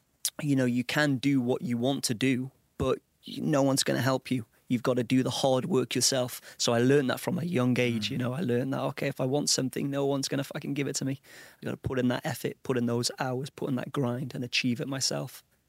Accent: Old Colwyn, Wales, United Kingdom; Old Colwyn. A small, sleepy place, you know, not a lot going on there.

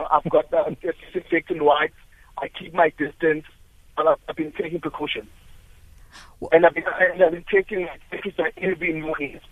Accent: Durban, KwaZulu-Natal, South Africa; now in Mpumalanga, South Africa; I'm from Durban originally.

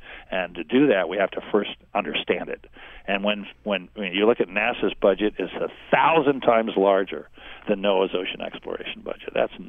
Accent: San Diego, California, United States; also born or lived in Los Angeles; I grew up in San Diego and then later Los Angeles, when my father was heading up the Minuteman missile program in the 50s and 60s.

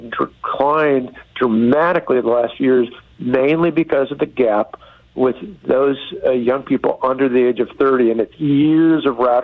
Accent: Wisconsin, United States; my home state of Wisconsin

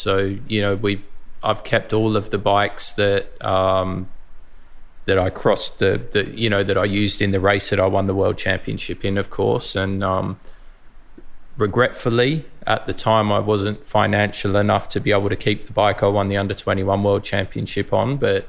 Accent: Mildura, Victoria, Australia; So Lee, Jason and myself were all grew up in Mildura. We're all from Mildura.

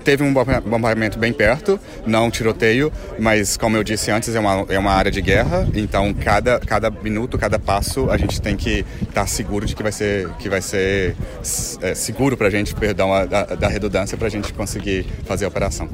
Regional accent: Brazil; moved away; sou brasileiro

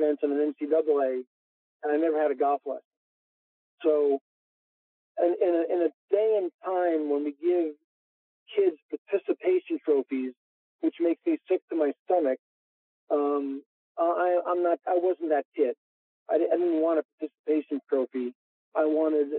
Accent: New York, United States; I am a New Yorker

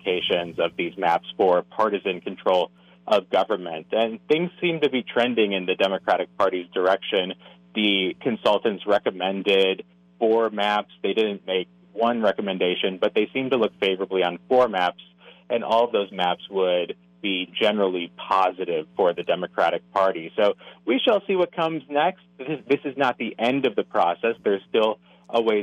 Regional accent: Minneapolis, Minnesota, United States; moved away; I'm from the Twin Cities originally

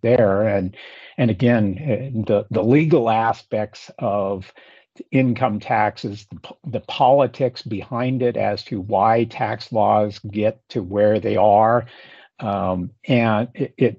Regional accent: Hillsboro, Oregon, United States; moved away as an adult; also born or lived in Eugene, Oregon / Eastern Washington; I grew up, Paul, west of Portland, graduated from Hillsborough High School in the Willamette Valley

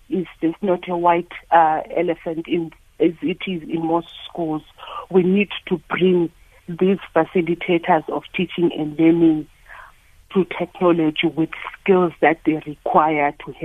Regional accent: South Africa; as a South African society

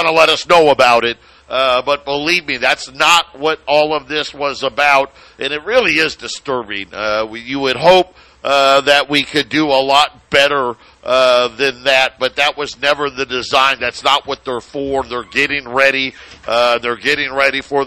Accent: Syracuse, New York, United States; Syracuse University, my hometown

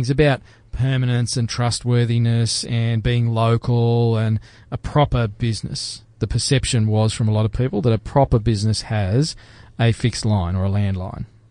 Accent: Queensland, Australia; also born or lived in Canberra; I was born in Canberra, but we left there when I was 6 years old and came to Queensland

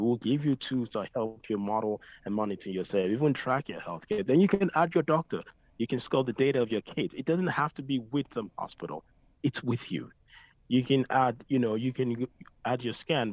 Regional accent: Dublin, Leinster, Ireland; I grew up in Ireland in Dublin

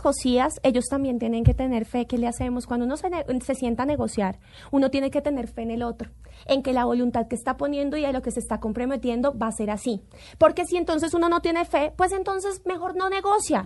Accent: Colombia; como colombiana

